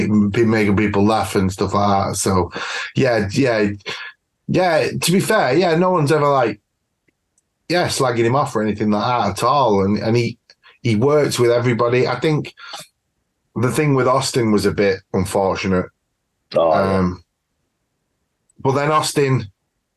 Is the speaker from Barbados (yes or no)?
no; United Kingdom; I'm British as well